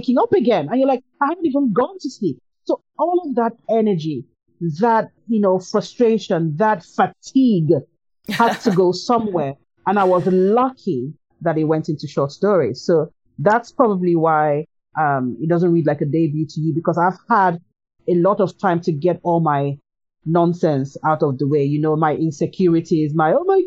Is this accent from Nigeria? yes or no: yes; Nigeria; I'm Nigerian